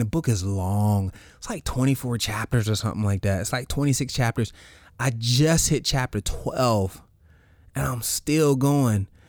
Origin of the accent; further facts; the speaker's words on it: the South, United States; I grew up in the South